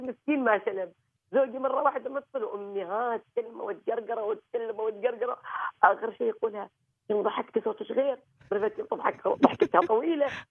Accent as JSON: {"language": "Arabic", "country": "Oman", "said": "غرسنا في هذا البلد"}